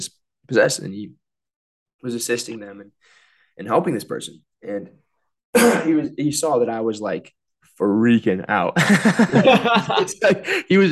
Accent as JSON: {"language": "English", "town": "South Bend", "region": "Indiana", "country": "United States", "tie": "born or raised there", "also_born_or_lived": "Bloomington", "said": "my hometown in South Bend"}